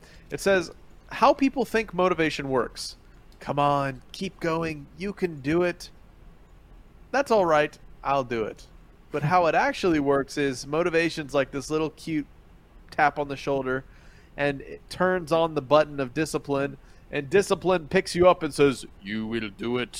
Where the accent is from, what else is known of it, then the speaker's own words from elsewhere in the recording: Philippines; moved away; flying, biting cockroaches that I grew up with in the Philippines